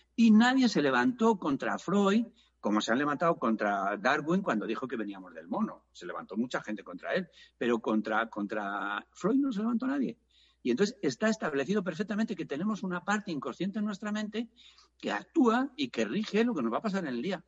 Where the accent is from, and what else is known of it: Spain